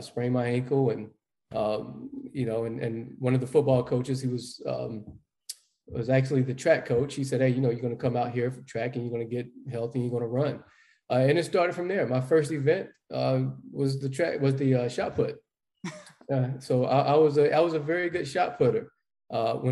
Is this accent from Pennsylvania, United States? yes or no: no; Dallas, North Carolina, United States; growing up in Dallas, North Carolina